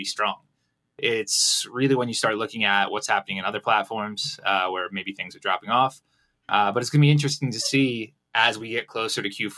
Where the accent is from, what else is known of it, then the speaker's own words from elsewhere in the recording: Connecticut, United States; moved away as an adult; now in Guadalajara, Mexico; I live here. I'm originally from Connecticut. I've lived down here for about 6 years.